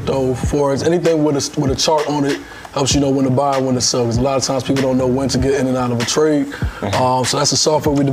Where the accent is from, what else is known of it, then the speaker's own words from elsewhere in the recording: Washington, United States; From the Washington metropolitan area in Northern Virginia, Maryland, the whole 495. So shout out to the DMV.